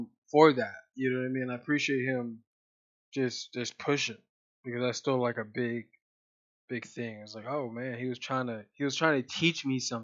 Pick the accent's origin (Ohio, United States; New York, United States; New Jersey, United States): Ohio, United States; Columbus; growing up on Hilltop down in West High School back in Columbus